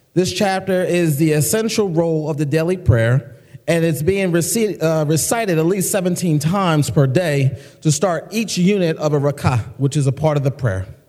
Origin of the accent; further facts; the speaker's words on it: United States; as a American Muslim